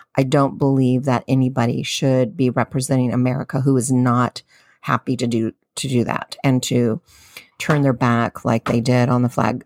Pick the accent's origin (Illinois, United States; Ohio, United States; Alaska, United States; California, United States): California, United States; San Diego; I'm a Californian, Southern Californian from San Diego